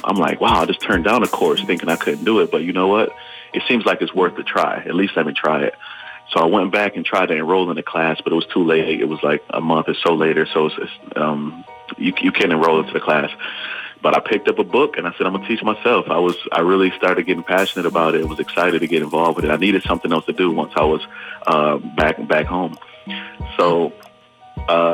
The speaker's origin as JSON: {"language": "English", "town": "Buffalo", "region": "New York", "country": "United States", "said": "I'm from Buffalo, New York"}